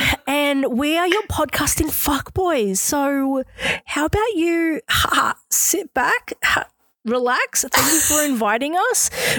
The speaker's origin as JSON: {"language": "English", "country": "Australia", "said": "we're Australian."}